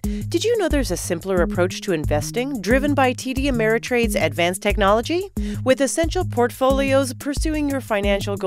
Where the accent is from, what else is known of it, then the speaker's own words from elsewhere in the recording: Canada; I'm from Canada